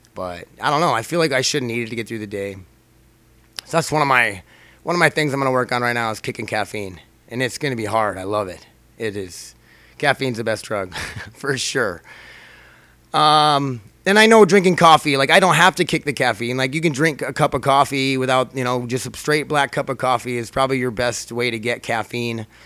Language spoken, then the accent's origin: English; United States; I'm an American, I'm here, I'm a citizen